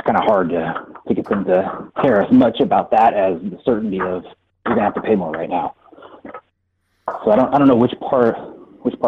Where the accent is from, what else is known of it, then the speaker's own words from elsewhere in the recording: California, United States; I'm from California